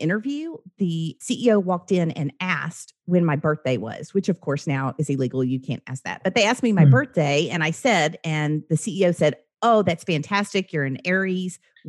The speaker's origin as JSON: {"language": "English", "region": "the South", "country": "United States", "tie": "born or raised there", "said": "I wasn't always like that. I grew up in the South."}